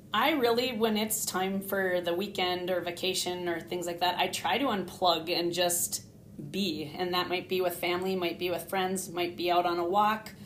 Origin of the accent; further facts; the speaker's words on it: Hibbing, Minnesota, United States; also born or lived in Gaylord, Minnesota / Arlington, Minnesota; now in Grand Rapids, United States; I was born in Hibbing, Minnesota, which is a town close to Grand Rapids, and I went through grade school, high school, everything there in Hibbing